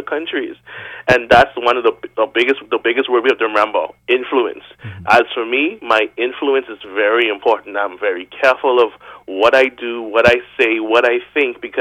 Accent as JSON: {"language": "English", "country": "Bahamas", "said": "for the Bahamian nature, we just know that when we get there, we like to show off"}